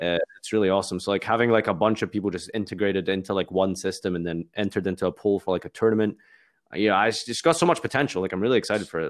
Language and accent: English; Glasgow, Scotland, United Kingdom; I'm from Scotland